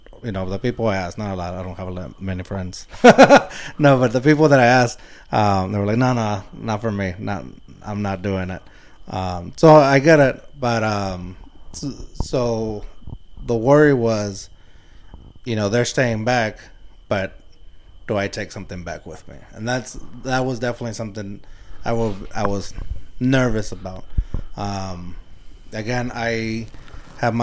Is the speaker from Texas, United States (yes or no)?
yes; San Antonio, Texas, United States; I'm from the West Side. I live in the West Side at Puro Pinche West